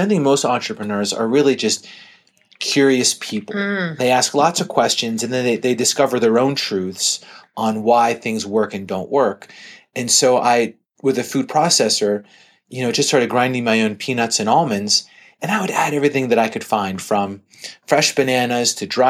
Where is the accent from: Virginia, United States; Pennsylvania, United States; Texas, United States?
Pennsylvania, United States; Pittsburgh; I grew up in Pittsburgh, Pennsylvania, and I was going to a small college in near Harrisburg.